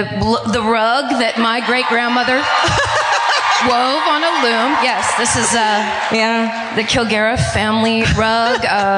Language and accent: English; Northern California, United States; NorCal, all the way.